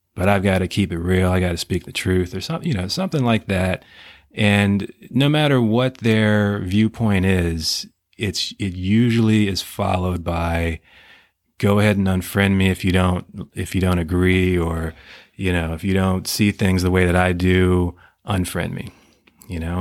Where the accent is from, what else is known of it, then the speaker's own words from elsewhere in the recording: United States; as, as American citizens